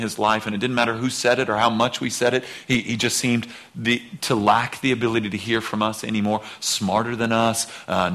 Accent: outside of Seattle, Washington, United States; moved away; I was born outside of Seattle, so knew that part of the country

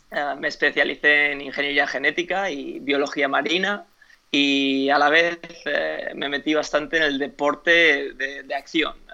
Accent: United States; born there; Spanish is a second language; also born or lived in Spain; Bueno, yo en realidad no soy español, soy nacido en Estados Unidos, pero 20 eh, años de mi vida viviendo en España, mis padres viven en España todavía

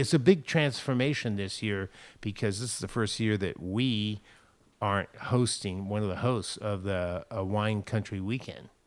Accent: San Francisco, California, United States; growing up in San Francisco in the Marina District

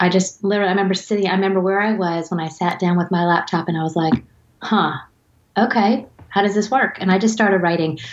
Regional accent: the South, United States; moved away as an adult; now in Connecticut, United States; I'm from the South

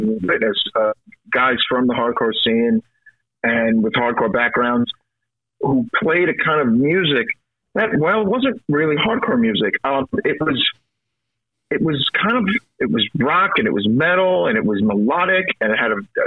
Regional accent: New York City, New York, United States; I'm from Brooklyn.

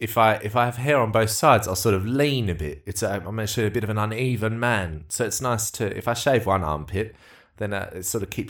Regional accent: United Kingdom; Oh, well, all right. Well, thankfully, I'm actually British, so it should be all right.

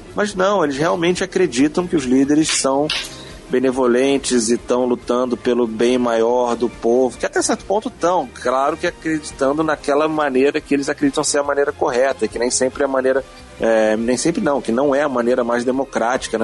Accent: Brazil; quando eu falo que sou brasileiro

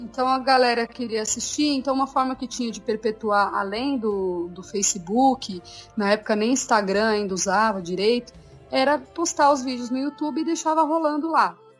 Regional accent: São Paulo, Brazil; eu e Ricardo somos de São Paulo

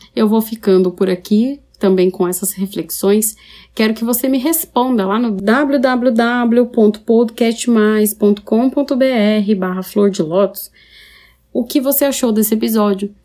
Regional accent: São Paulo, Brazil; moved away as an adult; now in Paraná, Brazil; Eu sou de São Paulo, capital. Eu estou no interior do Paraná agora.

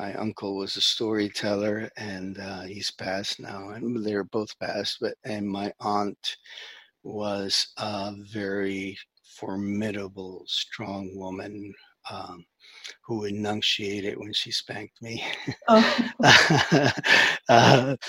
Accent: New York, United States; born there; I was born in New York.

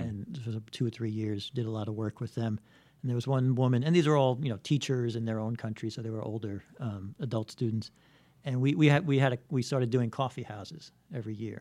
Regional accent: New York City, New York, United States; I grew up in Bayside

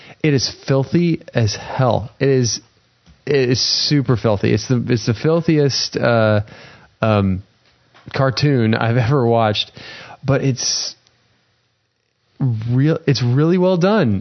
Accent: United States; as an American citizen

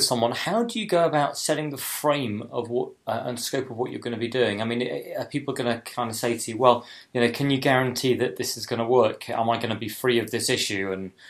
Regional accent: Leeds, Yorkshire and the Humber, United Kingdom; moved away; I am from Leeds originally

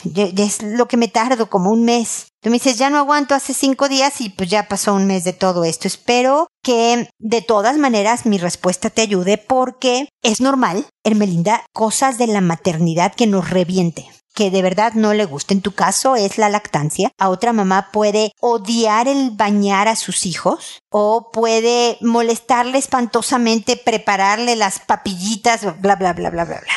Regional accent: Mexico; moved away as an adult; now in Chile; Soy mexicana

